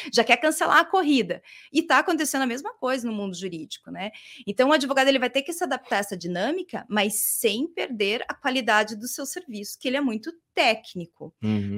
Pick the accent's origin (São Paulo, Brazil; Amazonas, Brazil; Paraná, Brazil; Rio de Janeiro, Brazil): Paraná, Brazil; Curitiba; eu sou de Curitiba, uma curitibana, mas não sou curitiboca